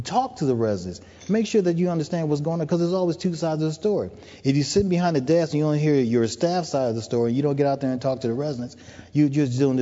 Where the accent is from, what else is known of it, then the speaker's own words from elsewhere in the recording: United States; accent: American; moved away as an adult; now in Toronto, Canada; being an American with this wonderful accent that I have